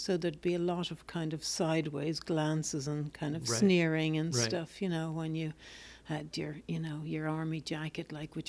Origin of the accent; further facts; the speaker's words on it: Dublin, Leinster, Ireland; Dublin. Ireland.